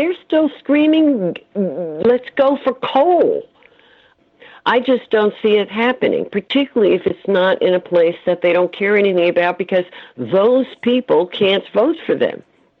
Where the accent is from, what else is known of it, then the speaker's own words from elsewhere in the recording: New York City, New York, United States; moved away; also born or lived in St. Thomas; I was from New York City.